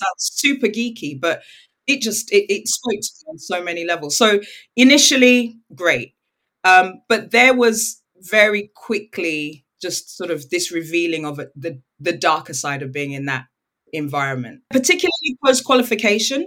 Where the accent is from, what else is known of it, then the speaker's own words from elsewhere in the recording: United Kingdom; also born or lived in Nigeria; I'm British and I'm Nigerian.